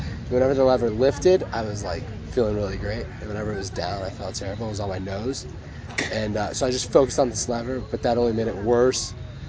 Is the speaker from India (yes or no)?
no; Nepal; born there; I was born in Nepal.